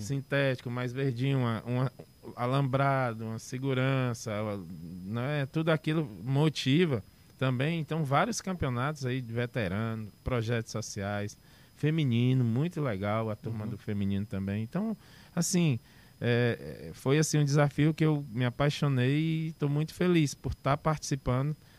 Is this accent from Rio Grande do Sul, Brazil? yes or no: no; Fortaleza, Ceará, Brazil; Eu sou da, daqui de Fortaleza, uhum. do um bairro chamado Joseval